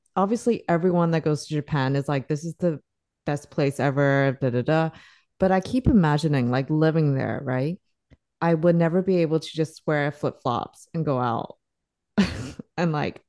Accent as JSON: {"language": "English", "country": "Singapore", "moved": "yes"}